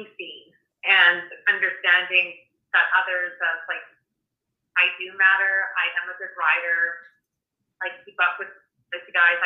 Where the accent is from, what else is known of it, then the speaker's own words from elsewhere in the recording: Canmore, Alberta, Canada; I grew up also in Canmore, Alberta